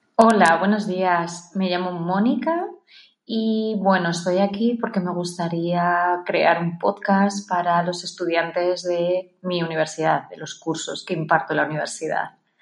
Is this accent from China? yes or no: yes; China; Spanish is a second language; now in Valencia, Spain; soy de China y ahora estoy doctorando en Valencia